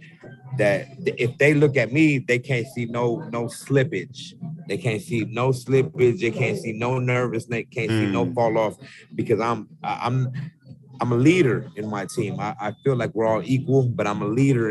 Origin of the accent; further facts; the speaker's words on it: Yuma, Arizona, United States; now in Mesa, United States; I'm from the Southwest, Yuma, Arizona